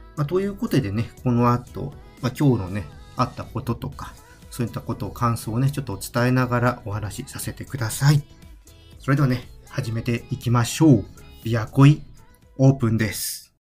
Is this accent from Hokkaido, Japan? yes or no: no; Tokyo, Japan; also born or lived in Saitama; 私はね、ずっと東京で生まれて、まあ、東京で育って、まあ一時期ね、埼玉に住んでたこともありますけども、人生のほとんどがね、まあ、東京、まあ関東でずっといたわけで